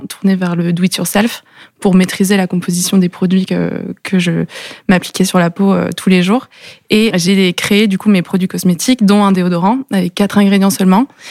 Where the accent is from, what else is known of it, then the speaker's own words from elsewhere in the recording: Lannion, Brittany, France; on est tous les deux nés à l'Agnon. on a fait nos études là-bas